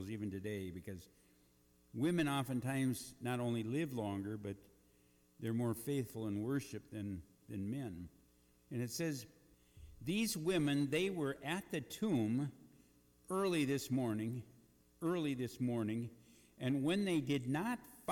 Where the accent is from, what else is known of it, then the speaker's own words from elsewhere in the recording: Eagle Bend, Minnesota, United States; moved away; those meetings that met in Eagle Bend, my hometown